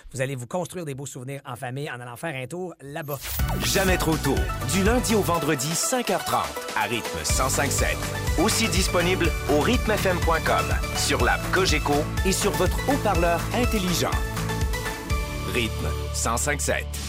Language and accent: French; Outaouais, Quebec, Canada; je suis de l'Outaouais